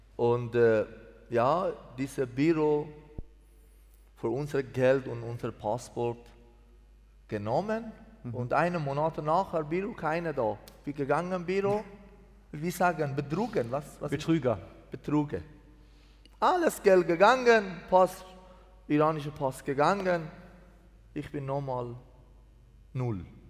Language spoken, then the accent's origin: German; Mazandaran, Iran; German is a second language; moved away as an adult; also born or lived in Greece; now in Switzerland; 1972 in Iran geboren, eine, eine Dorf in Mazandaran.